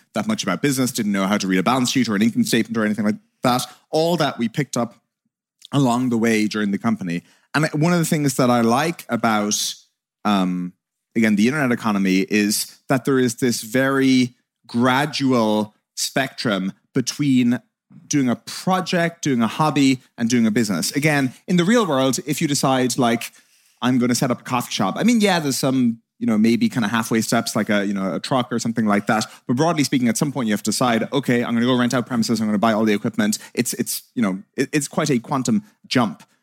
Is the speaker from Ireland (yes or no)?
yes; Ireland; two Irish hooligans